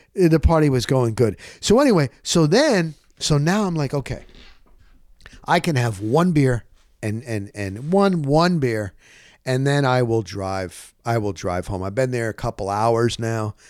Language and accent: English; New Jersey, United States; now in Tampa, United States; I'm from Jersey